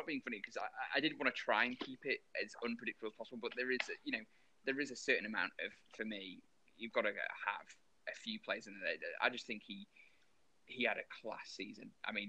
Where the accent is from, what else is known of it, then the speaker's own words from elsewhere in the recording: England, United Kingdom; Because we're English.